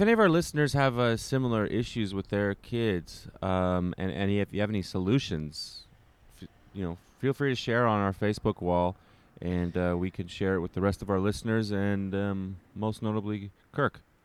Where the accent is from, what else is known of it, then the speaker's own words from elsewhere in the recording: Canada; now in New York City, United States; as a Canadian